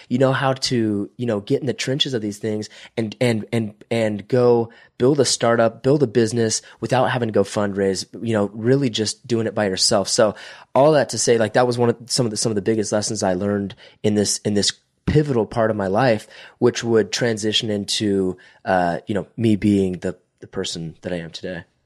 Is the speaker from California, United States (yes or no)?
yes; Visalia, California, United States; I'm from Visalia, California, which is about an hour between Bakersfield and Fresno